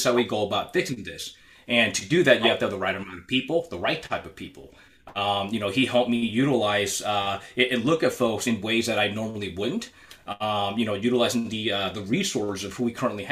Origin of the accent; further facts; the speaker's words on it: Shoreline, Washington, United States; I'm a local kid. I grew up in Shoreline, attended elementary school, middle school, high school there.